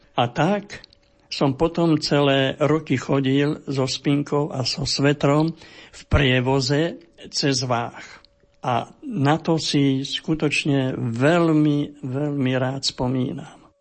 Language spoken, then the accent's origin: Slovak; Gáň, Trnava Region, Slovakia; Narodil som sa v Gáni